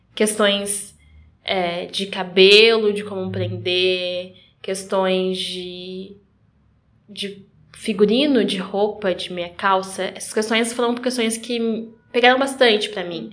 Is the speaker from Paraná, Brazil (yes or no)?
yes; Curitiba, Paraná, Brazil; eu sou de Curitiba, nasci né, em Curitiba, mas eu comecei o balé na região metropolitana